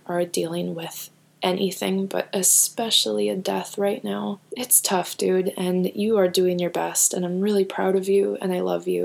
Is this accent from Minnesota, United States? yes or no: yes; Minnesota, United States; I'm such a Minnesotan.